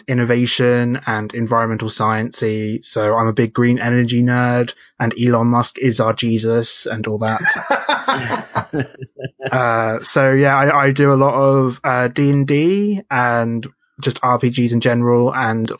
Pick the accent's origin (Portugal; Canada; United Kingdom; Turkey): United Kingdom; If you can hear from my accent, I am from the UK